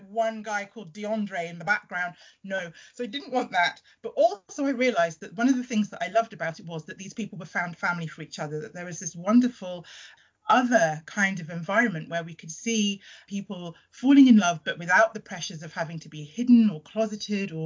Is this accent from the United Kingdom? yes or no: yes; United Kingdom; born or raised there; also born or lived in Trinidad